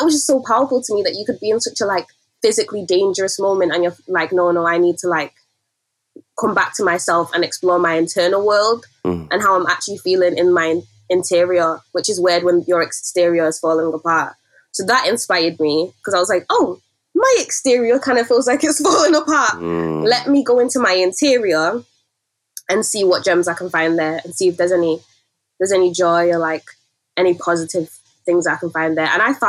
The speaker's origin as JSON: {"language": "English", "country": "Nigeria", "said": "And I feel like as a Nigerian, storytelling is also really important to our culture and the way we navigate the world."}